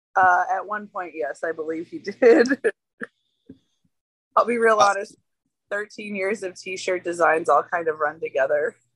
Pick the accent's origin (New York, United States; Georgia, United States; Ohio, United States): Georgia, United States; also born or lived in Philadelphia / Oklahoma; I'm from Georgia. Like I I'm, I grew here, but uh, I moved to Philadelphia.